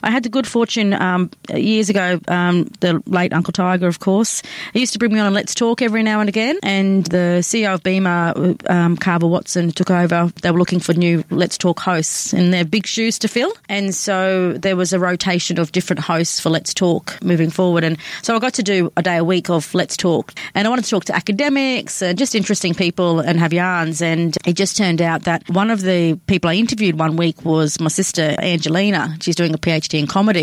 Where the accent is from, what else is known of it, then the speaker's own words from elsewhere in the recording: Brisbane, Queensland, Australia; born and raised in Brisbane, or Meanjin as we call it, and home for me is out of western suburb of Inala in Brisbane